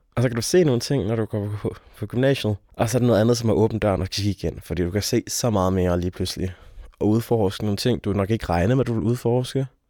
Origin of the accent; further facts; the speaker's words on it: near Aalborg, North Jutland, North Denmark Region, Denmark; moved away as an adult; er oprindelig fra Aalborg, eller fra en lille by uden for Aalborg, øh, jeg er nordjyde